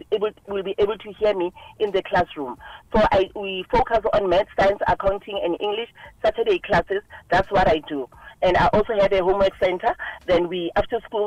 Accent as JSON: {"language": "English", "town": "Soweto", "region": "Gauteng", "country": "South Africa", "said": "I'm originally from Soweto"}